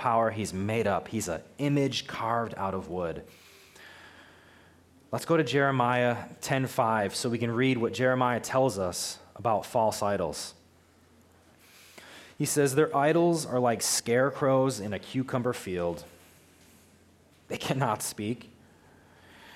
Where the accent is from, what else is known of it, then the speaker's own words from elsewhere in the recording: United States; I'm an American living in America